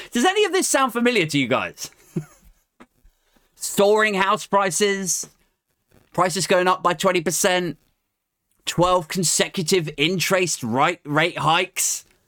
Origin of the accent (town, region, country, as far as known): United Kingdom